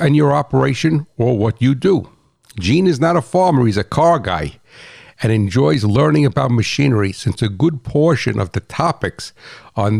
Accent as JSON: {"language": "English", "region": "New Jersey", "country": "United States", "said": "I'm that guy from New Jersey"}